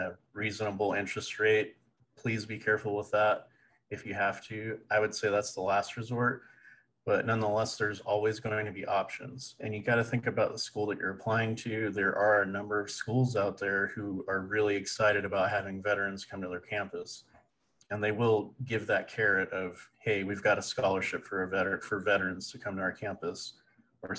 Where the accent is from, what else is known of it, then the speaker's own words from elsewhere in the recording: Stockton, California, United States; University Pacific in Stockton, California. That's my hometown